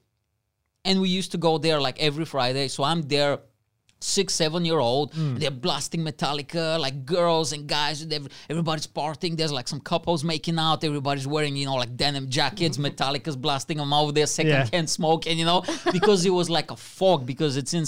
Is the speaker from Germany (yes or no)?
no; Bulgaria; now in United Kingdom; my best friend when I was growing up in Bulgaria was a Vietnamese boy.